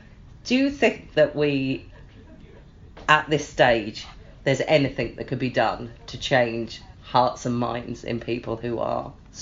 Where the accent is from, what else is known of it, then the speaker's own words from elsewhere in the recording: Home Counties, Buckinghamshire, South East England, United Kingdom; someone who comes from that huge generic lump in the middle that's called the Home Counties